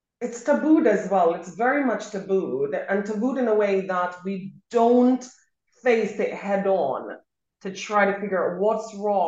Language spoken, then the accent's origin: English; Montego Bay, Saint James, Jamaica; in Jamaica, where I grew up in Montego Bay